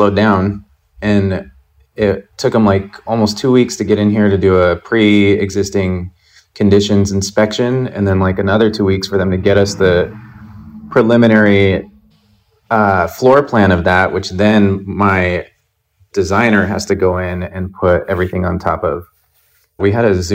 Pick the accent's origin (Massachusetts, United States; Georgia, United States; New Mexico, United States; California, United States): New Mexico, United States; Albuquerque; now in New York, United States; my hometown in Albuquerque